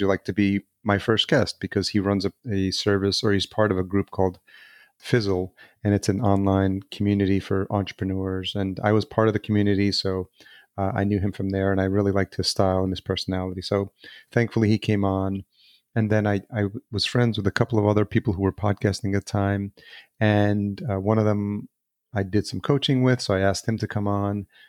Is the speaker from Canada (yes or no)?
no; El Salvador; I was born in El Salvador as well.